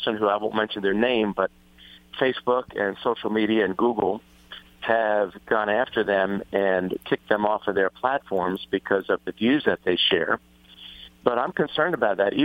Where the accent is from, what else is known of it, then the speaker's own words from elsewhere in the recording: New Jersey, United States; I'm from New Jersey